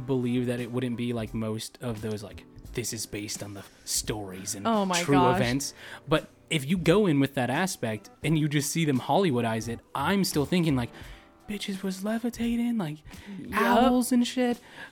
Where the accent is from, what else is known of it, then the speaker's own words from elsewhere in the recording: California, United States; moved away as an adult; we grew up in Cali, so we were the epitome of like season pass holders for Disneyland and Universal